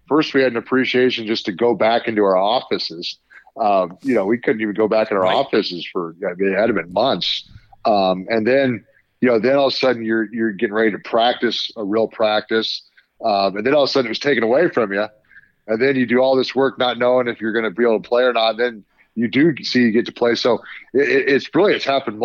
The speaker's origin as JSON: {"language": "English", "town": "Lincoln", "region": "Nebraska", "country": "United States", "tie": "born or raised there", "said": "we're both from Lincoln. We grew up, you know, kind of in the Husker."}